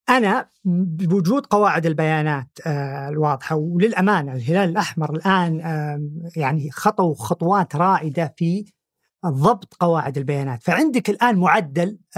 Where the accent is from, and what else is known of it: Saudi Arabia